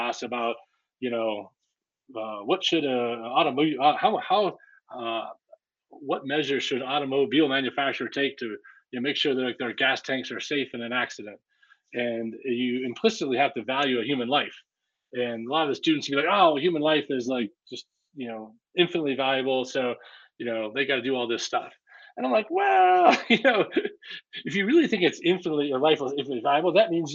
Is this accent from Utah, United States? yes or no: no; Pennsylvania, United States; also born or lived in Iowa; I was born in Iowa, raised in Pennsylvania, okay, in a small town